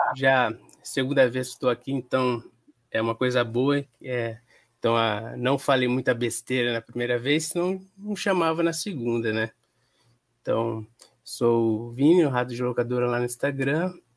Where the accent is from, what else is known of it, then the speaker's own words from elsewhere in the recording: Penápolis, São Paulo, Brazil; Sou do interior de São Paulo, Penápolis, uma cidade que sofre com a distribuição do cinema nacional.